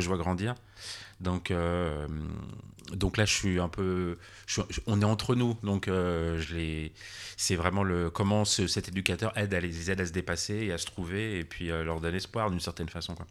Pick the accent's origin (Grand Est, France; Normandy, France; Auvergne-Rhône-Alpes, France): Auvergne-Rhône-Alpes, France; near Annecy on the border; also born or lived in Geneva / Paris; je suis franco-suisse. Je suis né en France, j'ai grandi en France, mais depuis à la frontière, ah. vers Annecy et et pas très loin